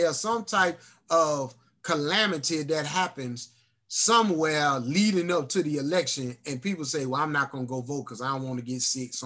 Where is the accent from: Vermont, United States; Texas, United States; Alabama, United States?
Alabama, United States; moved away; Here I am coming from Alabama